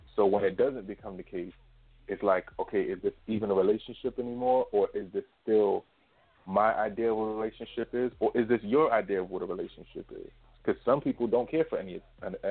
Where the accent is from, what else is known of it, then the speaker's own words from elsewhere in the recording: United States; we're from America